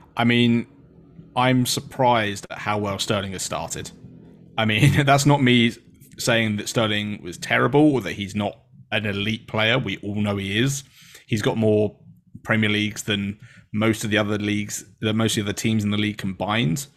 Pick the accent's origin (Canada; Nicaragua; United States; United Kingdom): United Kingdom; England; being an English person